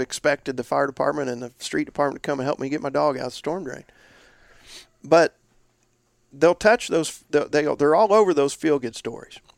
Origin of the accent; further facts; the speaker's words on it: Indiana, United States; my home state, Indiana